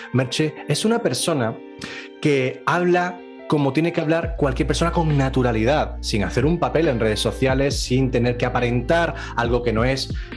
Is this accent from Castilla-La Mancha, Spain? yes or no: no; Andalusia, Spain; yo soy andaluz y me como así las palabras